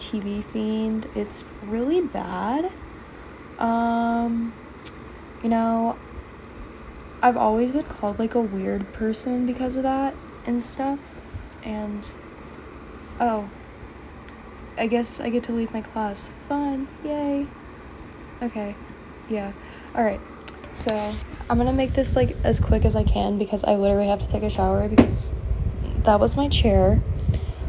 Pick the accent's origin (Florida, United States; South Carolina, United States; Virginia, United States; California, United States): Virginia, United States; I'm from Virginia.